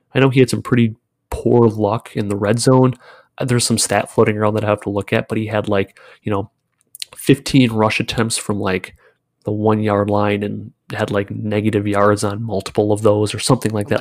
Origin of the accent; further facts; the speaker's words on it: Wisconsin, United States; I live in Wisconsin. I'm from Wisconsin